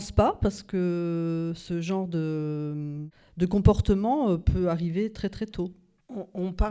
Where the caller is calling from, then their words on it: Metz, Grand Est, France; De Metz.